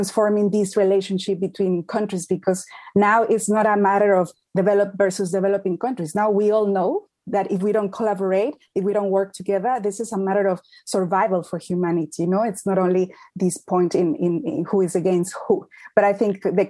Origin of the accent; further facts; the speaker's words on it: Mexico; now in United Kingdom; I'm from Mexico. I'm based in the UK